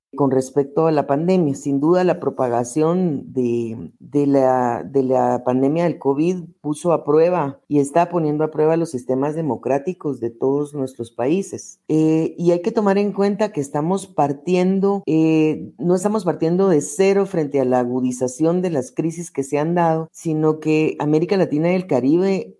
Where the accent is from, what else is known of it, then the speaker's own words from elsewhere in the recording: Guatemala; soy guatemalteca